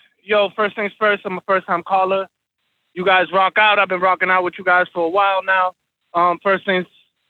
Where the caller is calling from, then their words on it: Boston, Massachusetts, United States; I'm from Boston.